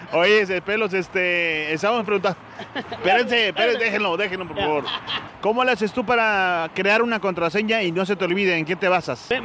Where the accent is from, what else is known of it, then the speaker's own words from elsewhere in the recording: Nava, Coahuila, Mexico; moved away; De Nava, Coahuila.